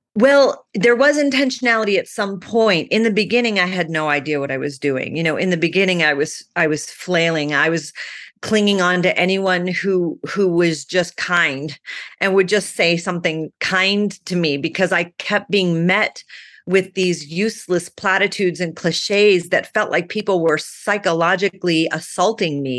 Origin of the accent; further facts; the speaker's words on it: Phoenix, Arizona, United States; also born or lived in Manhattan, New York; I grew up in Phoenix, Arizona. I was born in Manhattan, but I was three when we left, so I don't sound like a New Yorker.